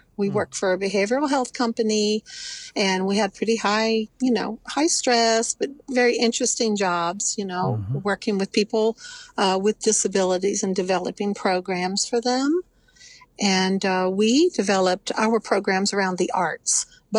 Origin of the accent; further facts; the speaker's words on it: West Virginia, United States; I'm from Kanawha County.